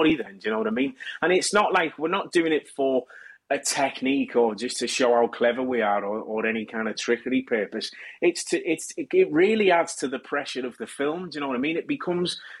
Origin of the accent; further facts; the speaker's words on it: Kirkby, North West England, United Kingdom; as a kid, growing up in Kirby